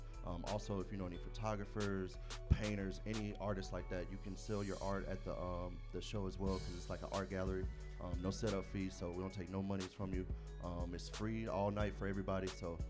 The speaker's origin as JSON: {"language": "English", "town": "Nashville", "region": "Tennessee", "country": "United States", "moved": "yes", "lives_now": "Atlanta, United States", "said": "I'm from Nashville, Tennessee, but I live here in Atlanta now."}